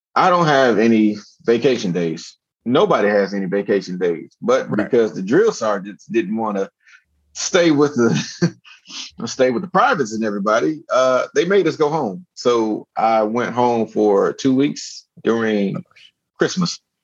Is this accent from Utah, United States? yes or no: no; Miami, Florida, United States; I grew up in Miami, Florida.